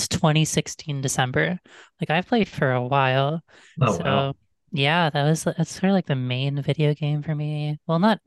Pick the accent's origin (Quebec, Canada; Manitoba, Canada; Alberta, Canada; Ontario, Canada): Ontario, Canada; Toronto; I am from Toronto, Ontario.